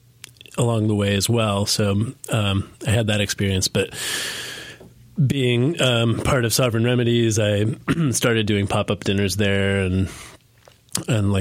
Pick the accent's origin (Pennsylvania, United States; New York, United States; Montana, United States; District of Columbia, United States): Pennsylvania, United States; Pittsburgh; moved away as an adult; now in Asheville, United States; We were raised up in Pittsburgh, Pennsylvania, and we grew up there